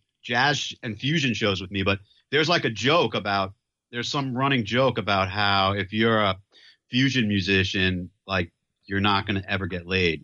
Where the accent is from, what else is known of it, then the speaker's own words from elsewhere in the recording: New York City, New York, United States; when I was a teenager, I grew up in Manhattan, right in New York City. And in Chelsea was like located really close to Madison Square Garden and Penn Station.